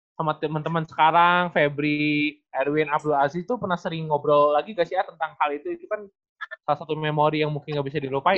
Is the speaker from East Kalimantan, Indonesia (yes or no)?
no; Bandung, West Java, Indonesia; sebagai si perwakilan orang Bandung